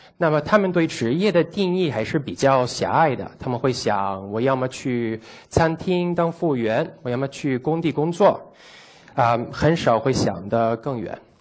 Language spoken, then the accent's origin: Chinese; United States; Chinese is a second language; moved away as an adult; also born or lived in Italy (ancestry); now in China; 我是在美国出生的，长大的，但是我老家是在意大利